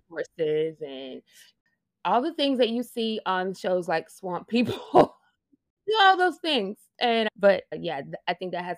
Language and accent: English; Bossier City, Louisiana, United States; I am originally from Bossier City, Louisiana. I literally grew up on a swamp, basically.